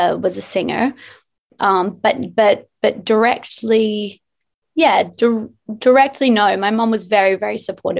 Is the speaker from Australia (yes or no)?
yes; Noosa, Queensland, Australia; moved away as an adult; also born or lived in Byron Bay, Australia / Los Angeles, United States; I grew up in Noosa